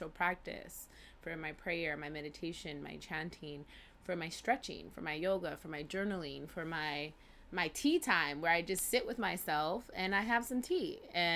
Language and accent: English; California, United States; growing up in Cali